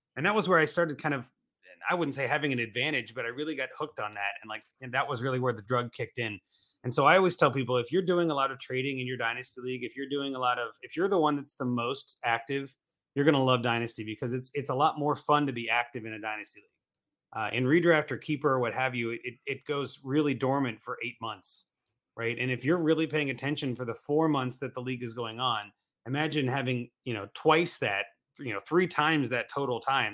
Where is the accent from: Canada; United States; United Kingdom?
United States; Columbus, Ohio; also born or lived in Cincinnati; I was born in Columbus, Cincinnati's only two hours away, so I was, like, close enough that I can go home on the weekend